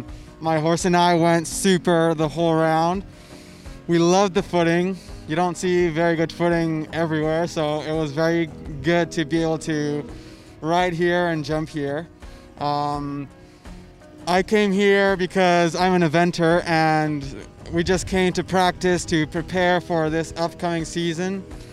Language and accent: English; Mexico; I'm from Mexico and you don't get this kind of stuff here